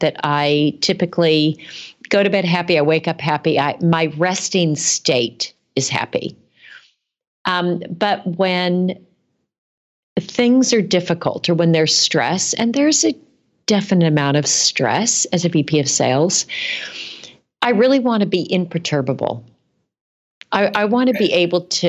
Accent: California, United States; now in Boston, United States; my California roots

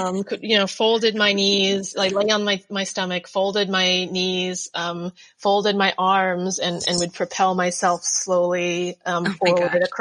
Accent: New Jersey, United States; now in Brooklyn, United States; I grew up in Jersey. My parents are from England and Thailand and came right before they had me as a baby

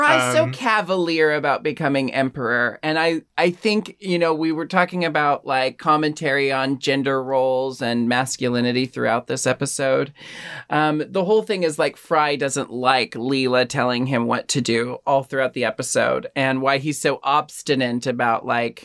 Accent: United States; as an American

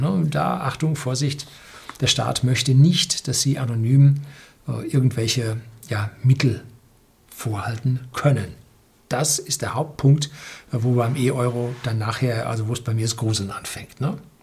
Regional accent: Germany; wir in Deutschland

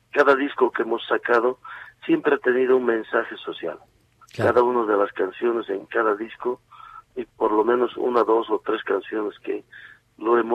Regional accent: Cochabamba, Bolivia; Hay músicos que son de Potosí, yo soy de Cochabamba con uno con otro integrante más pero en realidad es una fusión de nuestra propia cultura integrantes de todos los departamentos del país

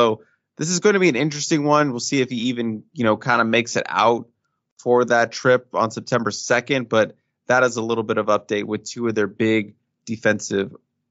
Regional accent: Maryland, United States; my home state of Maryland

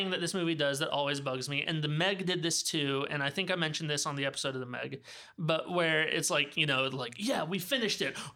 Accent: the South, United States; now in California, United States; grew up in the South.

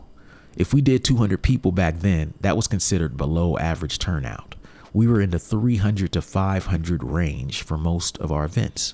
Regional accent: Columbus, Ohio, United States; back in Columbus, my hometown

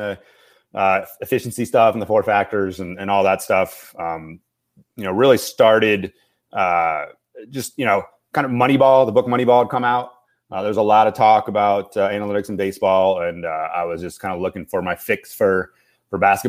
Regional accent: Washington, District of Columbia, United States; I grew up on the East Coast, grew up in the DC area

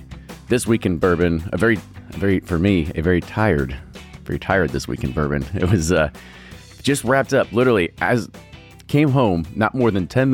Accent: Ohio, United States; I am from Ohio.

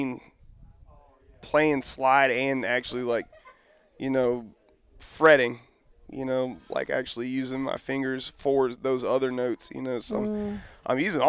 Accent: Tuscaloosa, Alabama, United States; also born or lived in Northern Florida; I was born in Tuscaloosa, Alabama. It's kind of like South Central Alabama

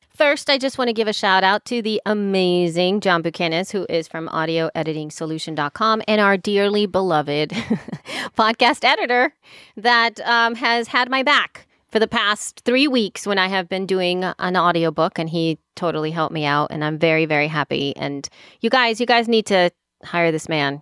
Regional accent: El Salvador; English is a second language; now in United States; I grew up in El, in El Salvador

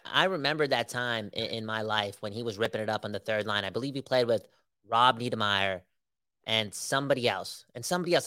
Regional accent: Canada; as Canadians, as Canadian hockey fans

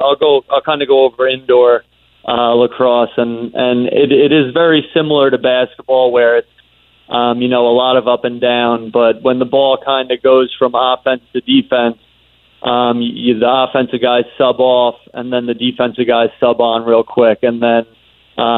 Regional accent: Long Island, New York, United States; growing up on Long Island

